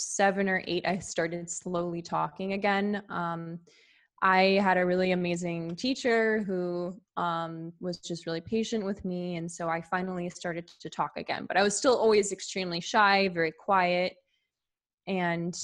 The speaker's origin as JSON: {"language": "English", "area": "near San Francisco", "region": "California", "country": "United States", "tie": "born or raised there", "said": "I grew up in a pretty affluent area, actually. So near San Francisco, California."}